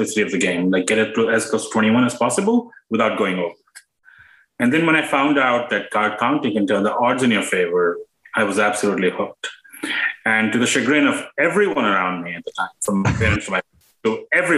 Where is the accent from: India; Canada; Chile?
India; moved away as an adult; now in United States; I grew up in India, and I came to the U.S. for graduate school.